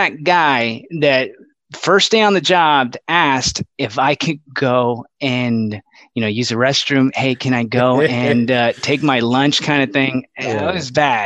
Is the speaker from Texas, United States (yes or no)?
yes; Laredo, Texas, United States; moved away as an adult; now in San Antonio, United States; born and raised in Laredo, Texas.